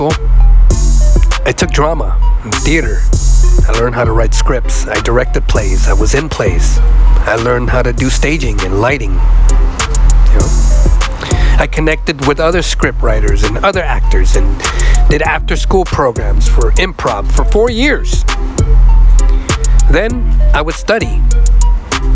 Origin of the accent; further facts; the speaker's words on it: San Francisco, California, United States; also born or lived in Fresno, California; I was born and raised in San Francisco